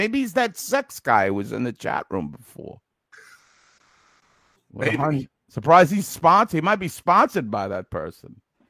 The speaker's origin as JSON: {"language": "English", "town": "Brooklyn", "region": "New York", "country": "United States", "said": "Let me tell you, I'm from Brooklyn. Nobody calls me a fagoozy."}